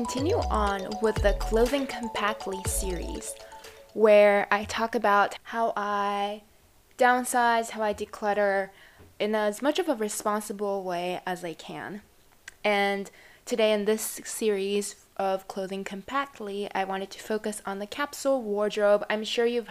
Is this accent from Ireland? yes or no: no; Japan; now in United States; I come from Japan, and in the environment I'm in particularly, which is a very average suburban area